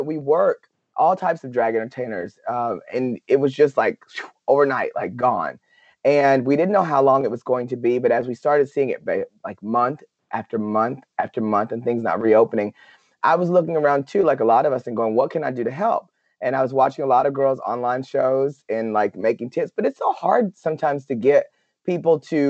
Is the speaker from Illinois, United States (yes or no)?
no; Paris, Texas, United States; here in my hometown of Paris, Texas